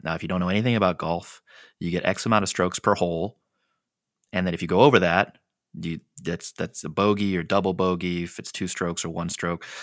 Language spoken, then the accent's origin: English; San Diego, California, United States; my hometown, like, where we're